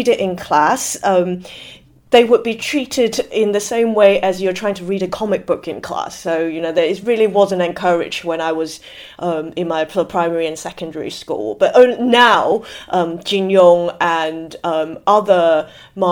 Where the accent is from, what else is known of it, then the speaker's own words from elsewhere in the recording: Hong Kong; also born or lived in Shenzhen; I grew up in Hong Kong in the 80s and 90s